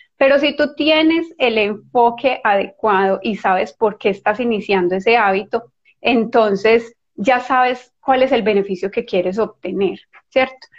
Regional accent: Colombia; yo soy colombiana

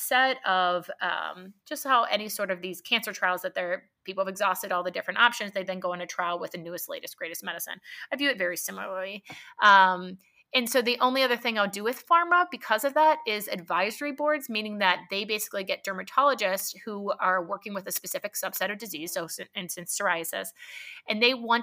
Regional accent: Pittsburgh, Pennsylvania, United States; moved away as an adult; also born or lived in Hershey, Pennsylvania; now in Columbus, United States; I'm from Pittsburgh initially, so it was my state school for medicine

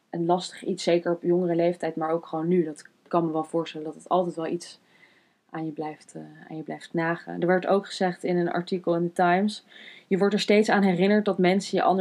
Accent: Netherlands; also born or lived in Wuhu, China; kom uit Nederland

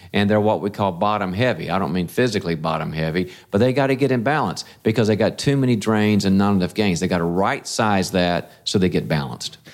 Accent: North Carolina, United States; moved away; also born or lived in California; when I was raised in the South, in North Carolina

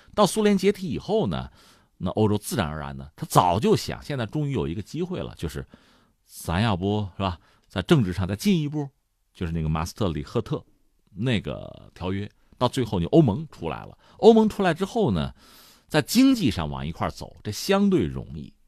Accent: China; 我们中国人

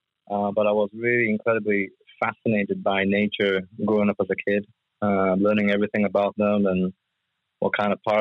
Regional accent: United Kingdom; I grew up in the UK. I was born in the UK

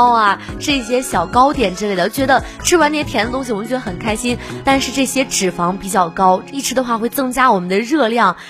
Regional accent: Shanxi, China; now in Henan, China; 对于我们山西那边的话，就是来这边河南有点不太习惯，因为这边的还是比较淡一点的。

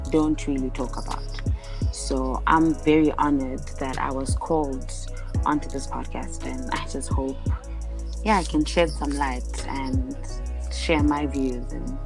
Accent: South Africa; also born or lived in Uganda; um, I am South African stroke Ugandan.

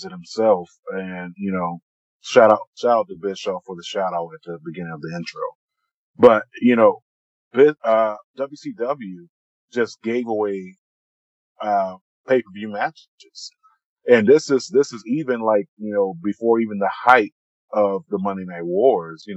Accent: Florida, United States; growing up in the South, down in Florida

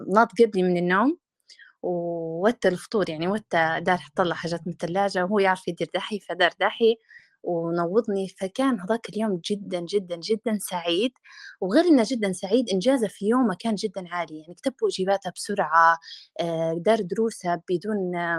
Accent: Libya; إحنا كشعب ليبي

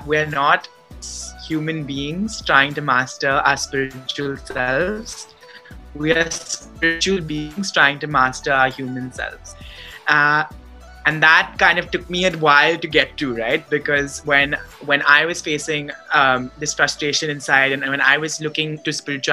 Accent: Mumbai, Maharashtra, India; moved away as an adult; also born or lived in Boston, United States; I had just gone from being someone who was born and brought up in Bombay, who had never lived anywhere else, to living in the US, in Boston

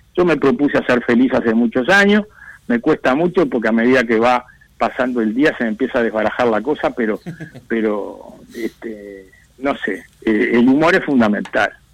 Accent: Uruguay

